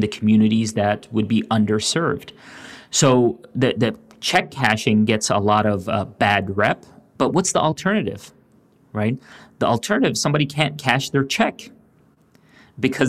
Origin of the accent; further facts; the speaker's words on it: Louisville, Kentucky, United States; I grew up in Louisville, Kentucky